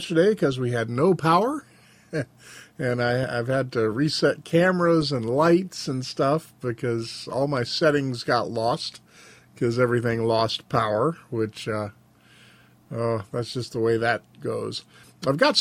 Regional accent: Frenchtown, United States; The house that I grew up in Frenchtown, was actually capable of functioning without electricity

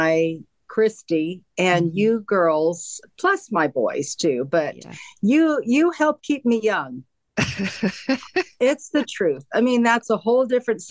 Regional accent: Pueblo, Colorado, United States; moved away as an adult; also born or lived in Clarksville, Arkansas / Oregon; I was raised in Pueblo, Colorado, till I was 18 and then moved to Oregon. So that's where all my growing up was.

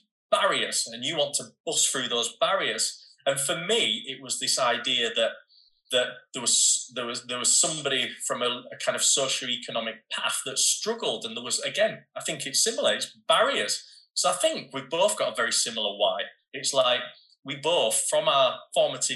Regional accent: Bradford, Yorkshire and the Humber, United Kingdom; I was a kid from Bradford

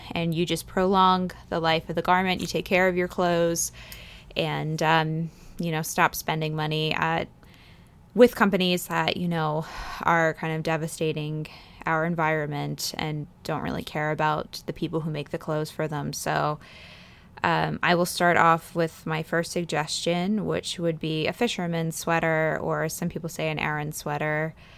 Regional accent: East Coast, United States; moved away as an adult; now in Fresno, United States; growing up on the East Coast

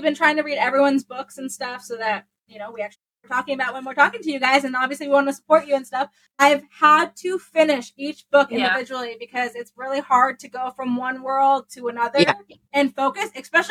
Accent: Ormond Beach, Florida, United States; I grew up in Ormond Beach, Florida

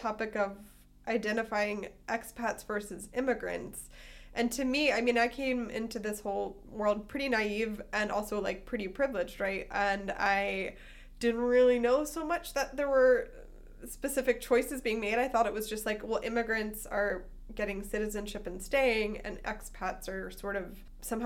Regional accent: Northeast, United States; moved away as an adult; also born or lived in the South (US) / the Midwest (US); now in Germany; I grew up in the Northeast, then I moved to the South for a while

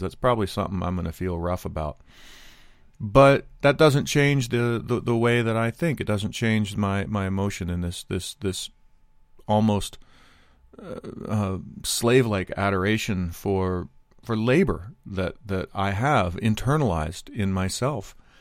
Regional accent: United States; I'm not immune to being an American. I'm not immune to my, my culture and how I was raised

